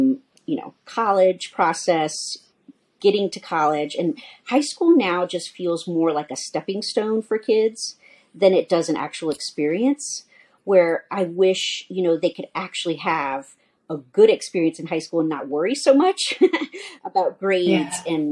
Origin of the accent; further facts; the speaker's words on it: New Orleans, Louisiana, United States; moved away as an adult; now in Denver, United States; I'm actually from New Orleans, Louisiana